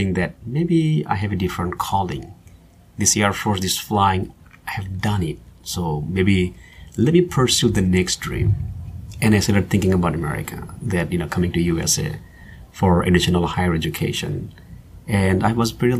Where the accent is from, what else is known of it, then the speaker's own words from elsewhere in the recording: Bangladesh; moved away as an adult; also born or lived in New York City, United States; now in Dallas, United States; growing up in Bangladesh, I have seen lots of Western movies